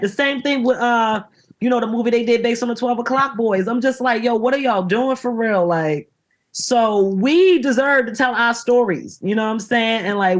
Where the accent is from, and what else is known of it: Baltimore, Maryland, United States; accent: Baltimore; moved away